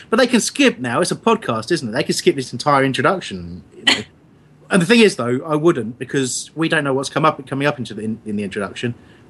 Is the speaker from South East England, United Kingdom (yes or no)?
yes; Crawley, South East England, United Kingdom; I'm from Crawley, mate. Crawley